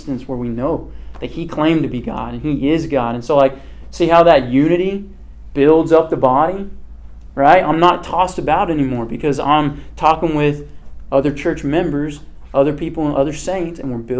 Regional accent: Kansas, United States; I'm from Kansas.

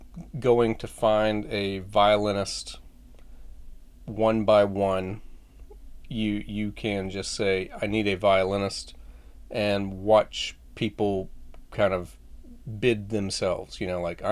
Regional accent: Florida, United States; When I was growing up in Florida, we had a fish pond

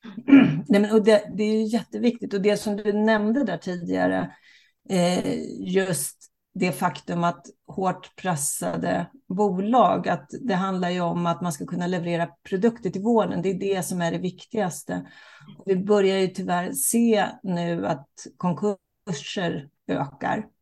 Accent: Sweden; vi som svenskar och som bor i Sverige

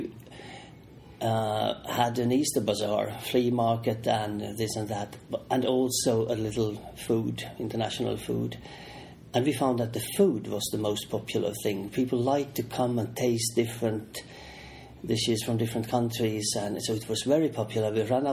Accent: Finland; we Finns

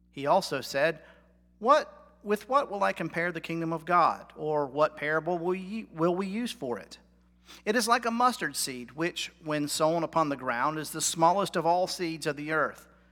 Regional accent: North Carolina, United States; I'm from North Carolina. I'm a Tar Heel.

